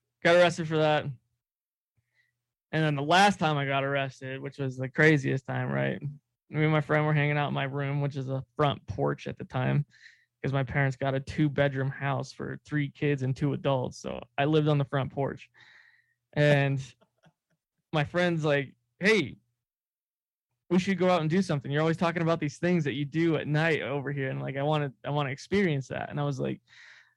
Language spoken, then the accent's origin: English; California, United States; moved away; we came back from California from visiting my family, because that's where I'm from originally